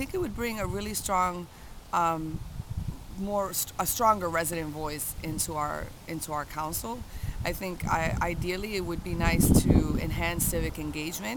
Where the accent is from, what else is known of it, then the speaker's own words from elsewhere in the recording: Worcester, Massachusetts, United States; I'm not from Boston. I'm from Worcester